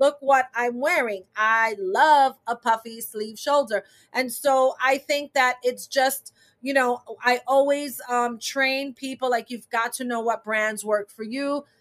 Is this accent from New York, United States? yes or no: yes; New York City, New York, United States; I was born in New York City, but my family is from Puerto Rico